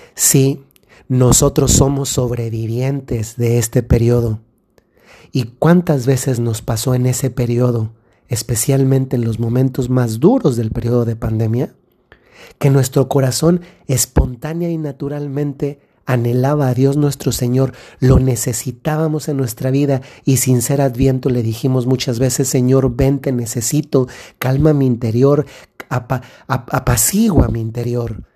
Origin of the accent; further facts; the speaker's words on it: Dolores Hidalgo, Guanajuato, Mexico; en la ciudad donde, de donde yo soy, que es Dolores Hidalgo, Guanajuato